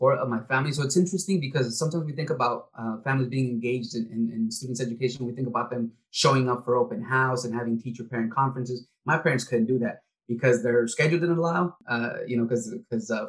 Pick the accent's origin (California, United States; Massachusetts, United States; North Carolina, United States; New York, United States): California, United States; Castroville; English is a second language; I grew up in Castroville, was like a farm labor camp.